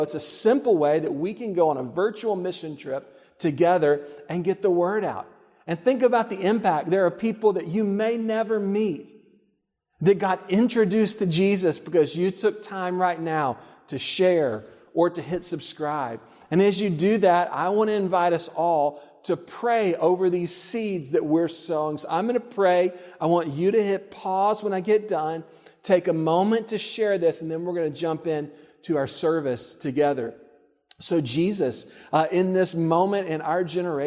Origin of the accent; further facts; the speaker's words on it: Texas, United States; I grew up in Texas.